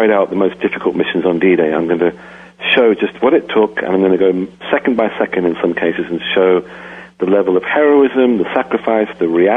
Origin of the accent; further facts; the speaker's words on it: England, United Kingdom; moved away as an adult; now in United States; I grew up in England. I left when I was 28. I've lived in the U.S. for 25 years